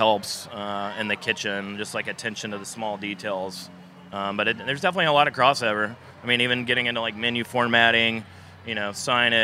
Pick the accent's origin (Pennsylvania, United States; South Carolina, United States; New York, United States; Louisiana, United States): South Carolina, United States; Clemson; also born or lived in Charleston, South Carolina; I grew up in the small town of Clemson, South Carolina